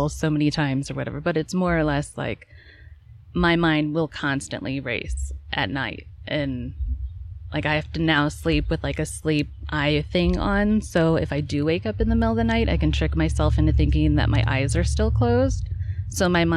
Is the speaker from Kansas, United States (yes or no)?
yes; Kansas, United States; also born or lived in St. Louis, Missouri / Chicago, Illinois; I was born in St. Louis, and then in fourth grade, we moved to Chicago, and then in fifth grade, or something like that, maybe third grade, but in fifth grade, we moved to Kansas, and we've been there forever